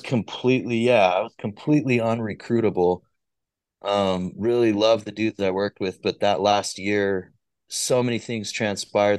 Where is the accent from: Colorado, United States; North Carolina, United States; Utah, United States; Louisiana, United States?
Utah, United States; Orem; also born or lived in Glendale, Salt Lake City, Utah; from Orem, Utah, originally spent uh, the first like primarily like 15 years of my life down in Orem.